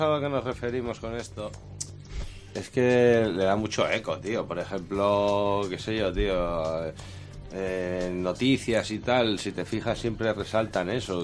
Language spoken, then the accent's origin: Spanish; Avilés, Asturias, Spain; nosotros somos de Avilés